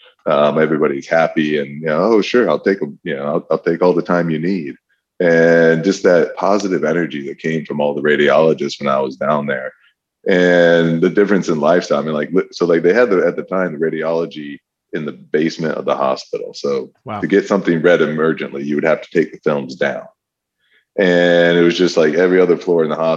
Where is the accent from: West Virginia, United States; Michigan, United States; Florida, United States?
Michigan, United States; I'm from Michigan originally and went to undergrad at Michigan